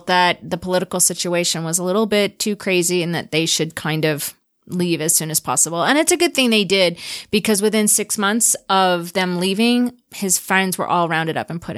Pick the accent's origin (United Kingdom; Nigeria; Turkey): Turkey; Adana; born there; So I was born in Adana, Turkey, which is in southeastern Turkey on the border of Syria.